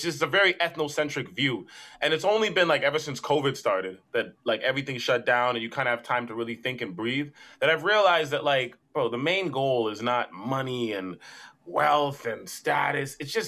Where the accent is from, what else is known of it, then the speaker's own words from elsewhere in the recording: Brampton, Ontario, Canada; But like I grew up in Brampton.